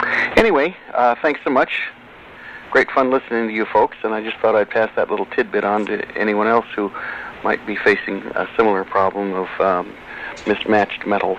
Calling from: Santa Monica, California, United States; I'm calling you from Santa Monica, California.

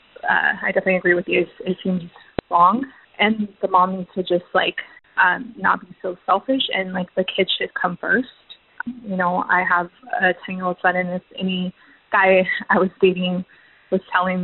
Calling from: San Diego, California, United States; I'm calling from San Diego.

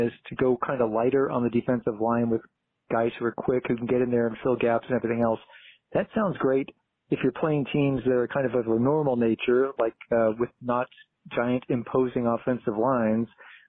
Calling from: Santa Clarita, California, United States; I really love the show. I'm calling from Santa Clarita, California.

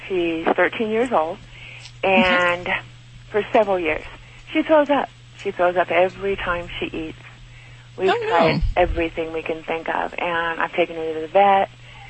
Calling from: Stephenville, Texas, United States; I'm calling from Stephenville, Texas.

